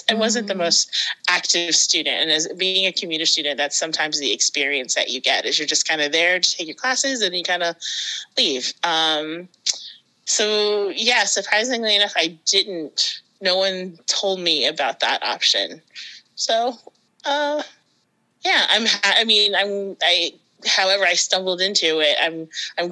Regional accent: Maryland, United States; moved away as an adult; now in Massachusetts, United States; I'm originally from Maryland, and I got married and moved up to Massachusetts

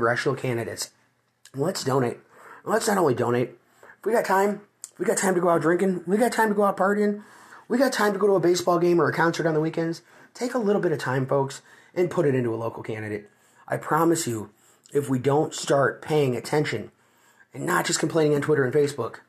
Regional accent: Illinois, United States; moved away as an adult; now in Ohio, United States; I come from the state of Illinois. I've recently moved to the state of Ohio.

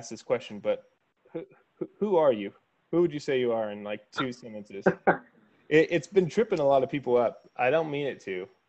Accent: Kansas, United States; I grew up in Kansas

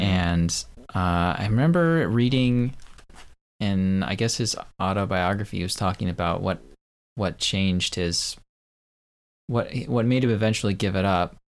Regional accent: United States; I, as an American

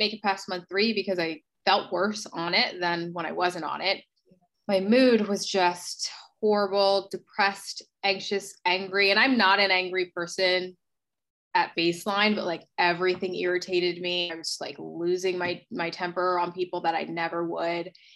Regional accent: New Jersey, United States; moved away as an adult; also born or lived in Philadelphia; now in Los Angeles, United States; I am originally from New Jersey. I grew up in South Jersey, went to college in Philadelphia

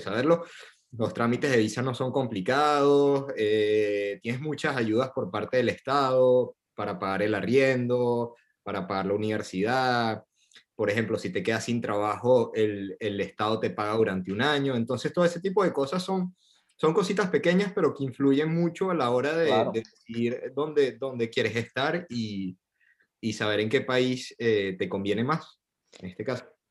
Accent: Venezuela; moved away as an adult; also born or lived in Buenos Aires, Argentina; now in Paris, France; Yo tengo cuatro años que me fui de Venezuela

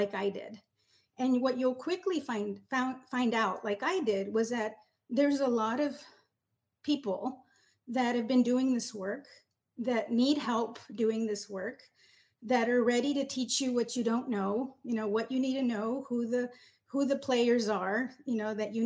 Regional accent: Del Rio, Texas, United States; I'm originally from Del Rio, so I'm very familiar with Uvalde

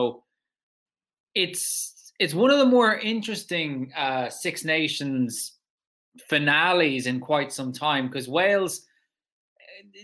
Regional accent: Ireland; We are Irish after all

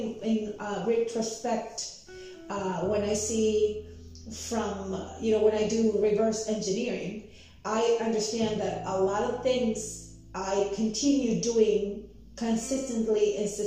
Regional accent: Tijuana, Baja California, Mexico; English is a second language; moved away as an adult; also born or lived in Mexico City; I was born in Mexico City, and when I was very little, my parents moved us to Tijuana, Mexico, where I grew up.

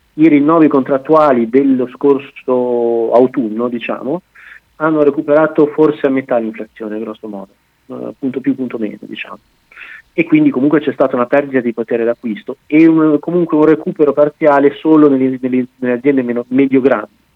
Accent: Bologna, Emilia-Romagna, Italy; moved away as an adult; now in France; io sono di Bologna

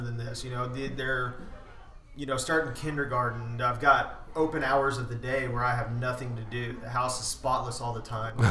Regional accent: Spring, Texas, United States; also born or lived in Las Cruces, New Mexico; as an infant, we were moved to uh, Spring, Texas, and I've pretty much been here my entire life

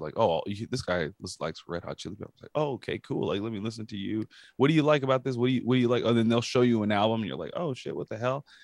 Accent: California, United States; I'm from California

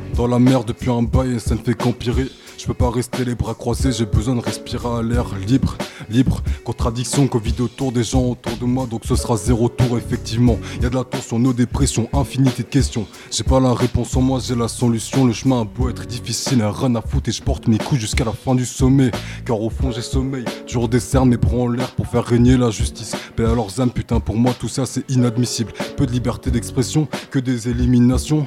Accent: Coutances, Normandy, France; D'origine haïtienne, c'est mon père qui est né à Haïti. Moi, je, suis, bah, je suis né à Coutances

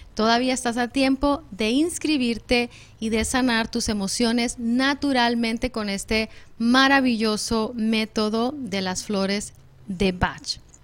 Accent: Mexico; somos mexicanas

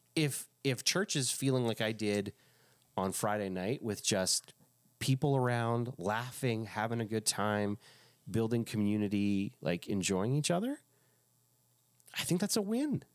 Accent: Quebec, Canada; it reminded me of growing up in Quebec

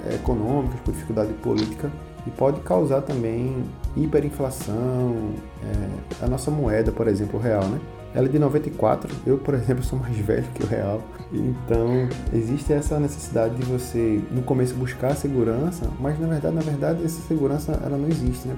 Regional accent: Recife, Pernambuco, Brazil; sou de Recife

